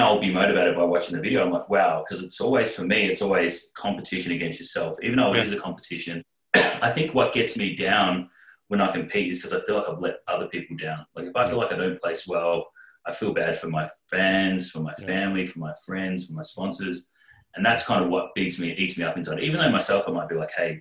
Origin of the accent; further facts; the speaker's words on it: Australia; as an Australian representative